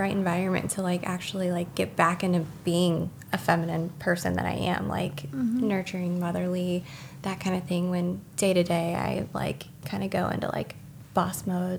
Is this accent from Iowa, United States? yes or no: yes; Iowa, United States; we come from Iowa that, you know, we got married so young.